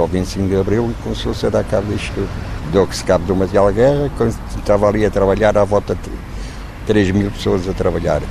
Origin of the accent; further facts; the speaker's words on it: Lisbon, Portugal; O no prédio onde eu nasci, na rua direita de Maravilha